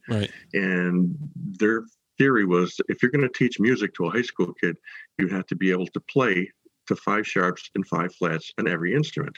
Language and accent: English; Herkimer County, New York, United States; I grew up in Herkimer County, which is like I said in the middle of the state